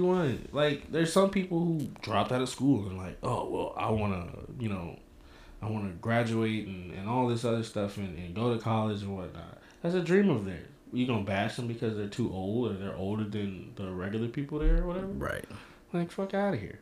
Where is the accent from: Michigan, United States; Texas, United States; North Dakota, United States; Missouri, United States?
Missouri, United States; St. Louis; I am from St. Louis